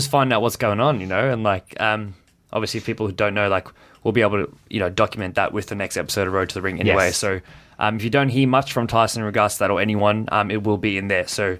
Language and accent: English; South Africa; No, I grew up in South Africa.